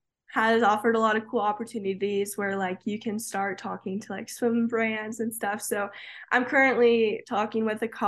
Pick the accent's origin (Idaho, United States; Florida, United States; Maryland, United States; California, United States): Florida, United States; moved away as an adult; growing up in Florida